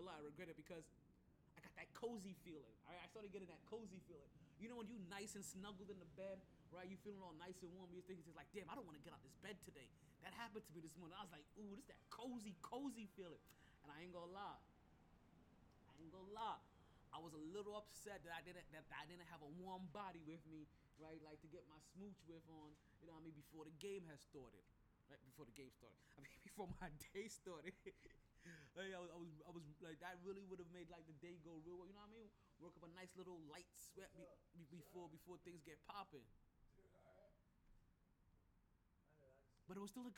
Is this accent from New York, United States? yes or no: yes; New York, United States; also born or lived in Jamaica; now in Florida, United States; as a New Yorker, right, even though I live in Florida